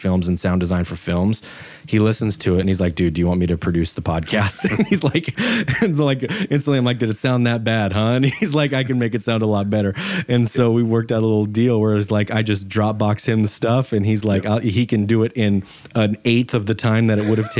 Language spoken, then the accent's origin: English; Idaho, United States; I live in Idaho. I'm from Idaho